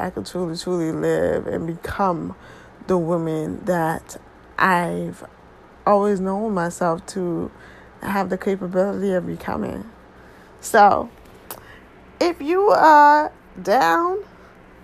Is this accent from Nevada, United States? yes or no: no; New Haven, Connecticut, United States; born and raised in New Haven, Connecticut